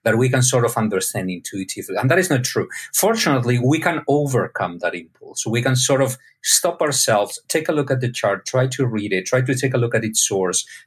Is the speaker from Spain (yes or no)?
yes; Spain; My dad is a medical doctor, also from Spain. I was born in Spain